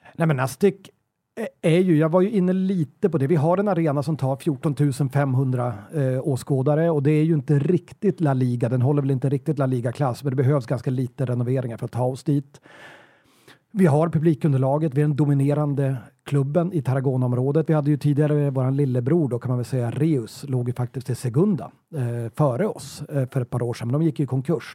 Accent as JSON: {"language": "Swedish", "country": "Sweden", "said": "som svensk"}